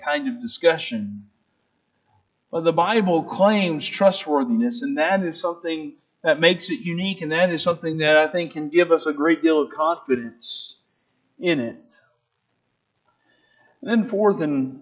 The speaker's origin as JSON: {"language": "English", "region": "Arkansas", "country": "United States", "tie": "born or raised there", "said": "I'm from Arkansas, I'm from the South, and grew up in the South all my life"}